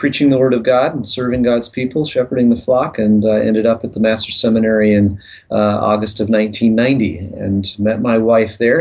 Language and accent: English; South Dakota, United States; moved away as an adult; also born or lived in Quito, Ecuador; now in South Africa; I grew up in South Dakota, in that area